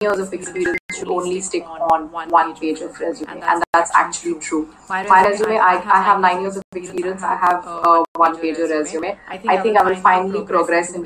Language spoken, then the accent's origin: English; India; I am actually an Indian, which means I'm based out of India right now.